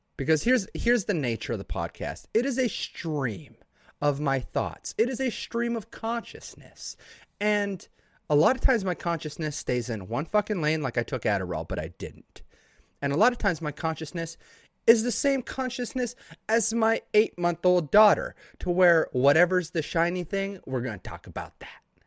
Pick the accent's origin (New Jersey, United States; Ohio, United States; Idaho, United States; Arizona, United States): Idaho, United States; No buildings over three stories in my town slash my area of the state, because I'm from Idaho.